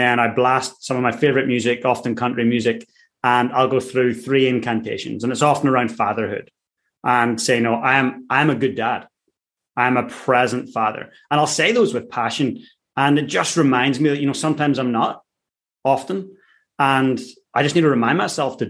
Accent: Ireland; I'm Irish. I grew up in a working class town

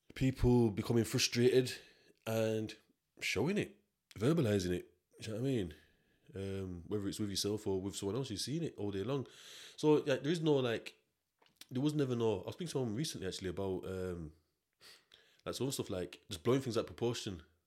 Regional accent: Yorkshire and the Humber, United Kingdom; I'm from South

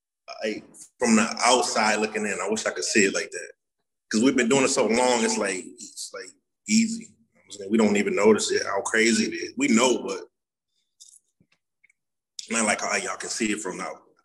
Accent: Buffalo, New York, United States; Yeah, we're from Buffalo.

